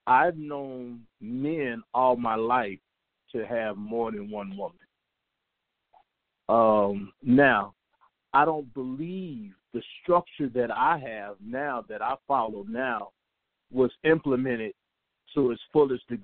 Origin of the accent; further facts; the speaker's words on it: Midwest, United States; I'm actually from the Midwest